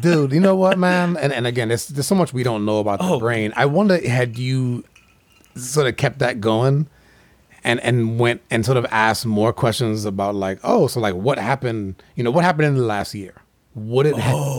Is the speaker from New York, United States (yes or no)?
no; Florida, United States; I'm from Florida